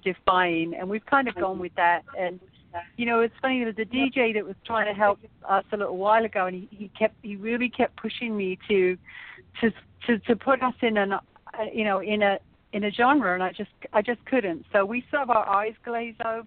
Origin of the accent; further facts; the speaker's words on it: London, United Kingdom; moved away as an adult; now in United States; I'm from London, but I've lived here my entire adult life.